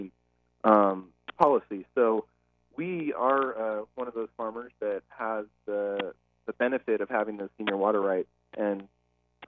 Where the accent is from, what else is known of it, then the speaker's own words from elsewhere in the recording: Merced, California, United States; also born or lived in San Luis Obispo, California; I'm from Merced, right in the kind of center of California, born and raised